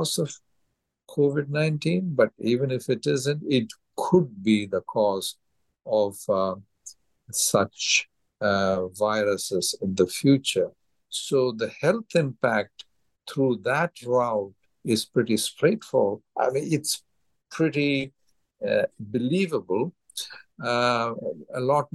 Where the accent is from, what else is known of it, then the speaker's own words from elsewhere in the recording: India; moved away; my home state in India